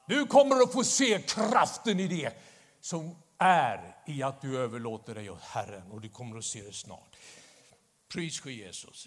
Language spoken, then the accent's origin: Swedish; Stockholm, Stockholm County, Sweden; När jag växte upp i Stockholm